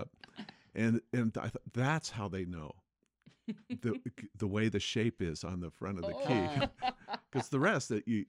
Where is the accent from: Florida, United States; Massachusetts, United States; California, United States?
California, United States; West Covina; West Covina, California.